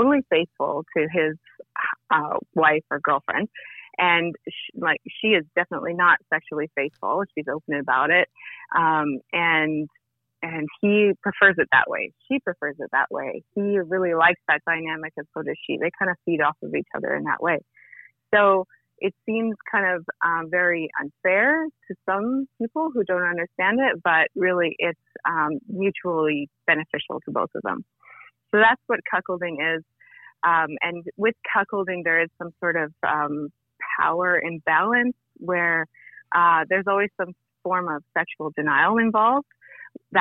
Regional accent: Vancouver, British Columbia, Canada; I'm from Vancouver, Canada.

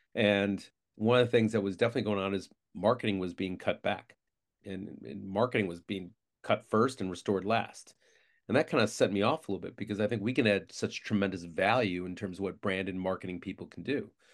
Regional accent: Syracuse, New York, United States; from Syracuse, New York, the best city on earth.

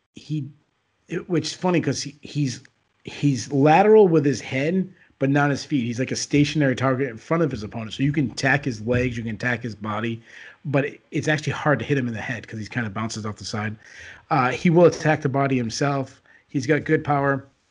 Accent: New England, United States; I am from New England

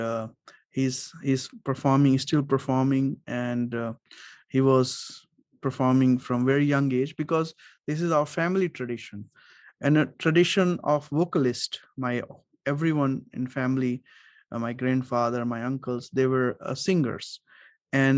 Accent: Varanasi, Uttar Pradesh, India; I'm from the same city where was Ravi Shankar was from, Varanasi

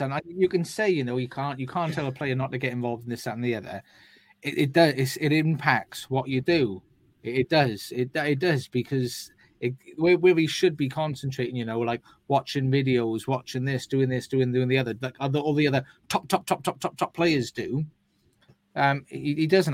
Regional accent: Wales, United Kingdom; as a Welshman

